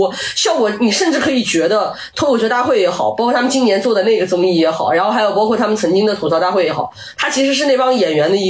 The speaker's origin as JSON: {"language": "Chinese", "country": "China", "said": "当然，我觉得这个跟我们中国人太多优秀的文学作品是有关"}